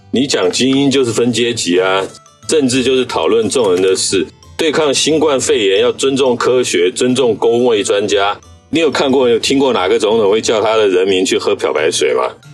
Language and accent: Chinese; Taiwan; 那我们台湾人要花很多钱呢，去买他的武器啊。